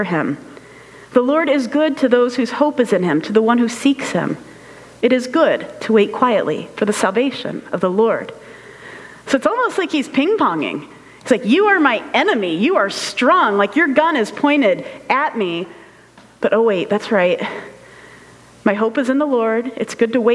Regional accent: United States; as an American, just being American

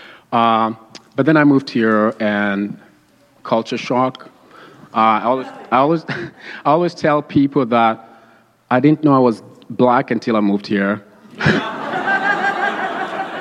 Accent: Kenya; moved away; I moved here in 2003 from Kenya

